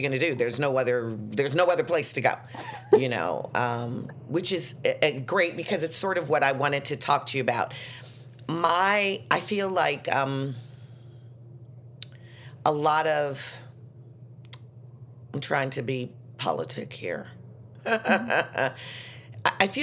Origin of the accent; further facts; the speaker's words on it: Chicago, Illinois, United States; I'm from Chicago, and I grew up that way